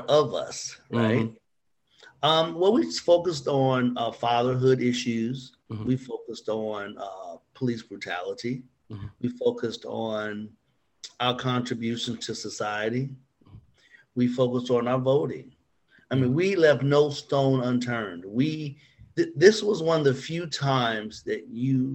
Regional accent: Gary, Indiana, United States; I'm from Gary, Indiana.

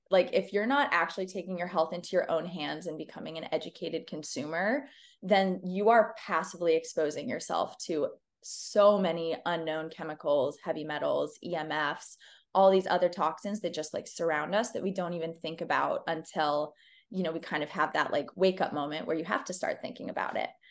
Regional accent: Dallas, Texas, United States; we grew up in Dallas in, like, the early two thousands

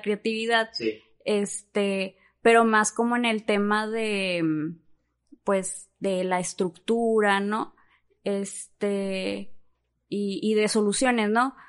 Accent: Monterrey, Nuevo León, Mexico; first language Spanish; soy aquí de Monterrey

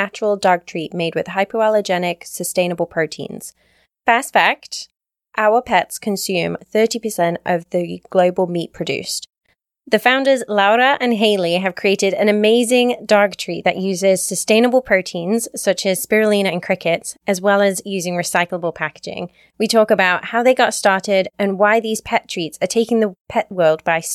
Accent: England, United Kingdom; I'm from England, but I'm half Italian.

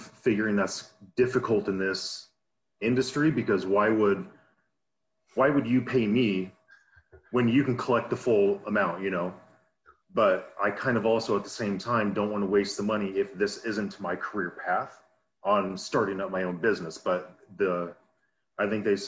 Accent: Portland, Oregon, United States; I am from Portland, Oregon.

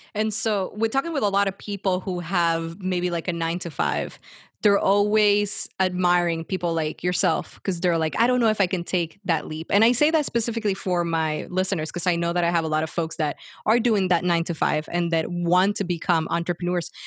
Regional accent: Puerto Rico; moved away; I grew up in Puerto Rico and I left the island

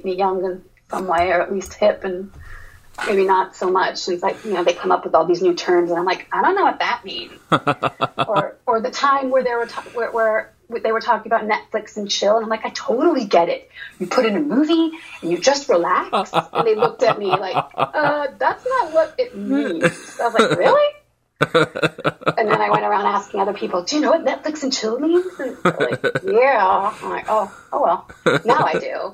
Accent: Portugal; moved away as an adult; now in United States; I ended up growing up in Portugal.

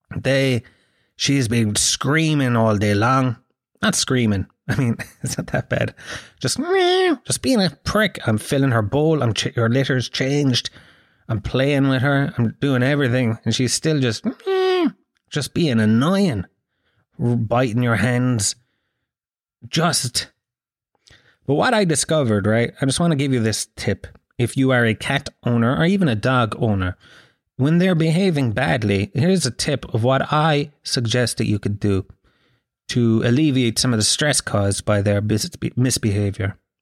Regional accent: Tralee, Munster, Ireland; I grew up in Gallows Field, man. If you ever want to see teeth go rotten green, grow up in a council estate in the early nineties in Tralee

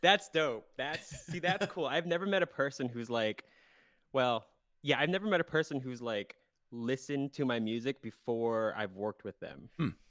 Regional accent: South Central Pennsylvania, United States; moved away as an adult; I was born in Pennsylvania, South Central Pennsylvania.

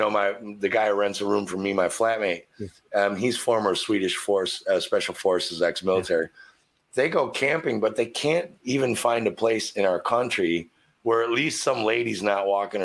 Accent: Midwest, United States; moved away; And I'm from the Midwest in America.

